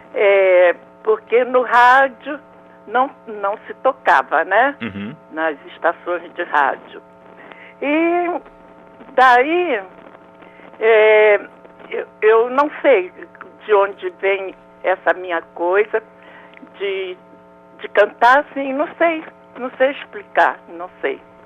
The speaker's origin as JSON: {"language": "Portuguese", "region": "Rio de Janeiro", "country": "Brazil", "tie": "born or raised there", "also_born_or_lived": "Méier, Rio de Janeiro", "said": "Eu, eu, nasci num lugar chamado Meyer, fui criada na Água Santa"}